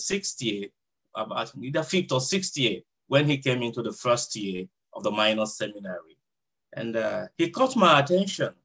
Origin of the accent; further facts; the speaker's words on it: Nigeria; first language Idoma; also born or lived in San Diego, United States; now in Chula Vista, United States; I'm from Nigeria.